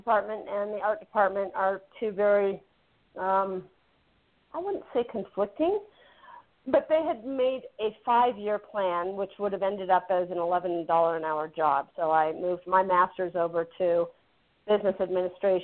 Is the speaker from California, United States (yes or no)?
yes; San Francisco, California, United States; I was born in San Francisco